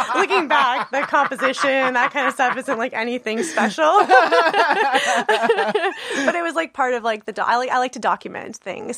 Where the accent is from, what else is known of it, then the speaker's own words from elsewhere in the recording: Brandon, Manitoba, Canada; I'm born and raised in Brandon, Manitoba.